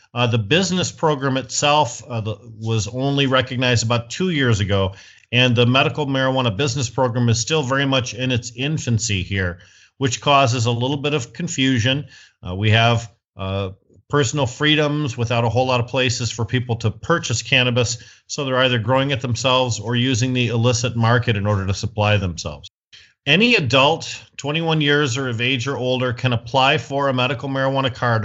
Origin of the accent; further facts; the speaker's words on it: Flint, Michigan, United States; I'm from Flint, Michigan, the United States of America